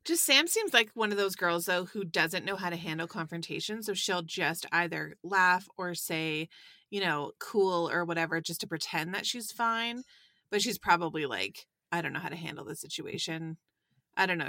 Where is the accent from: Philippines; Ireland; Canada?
Canada; Sarnia, Ontario; moved away; I'm from Sarnia originally.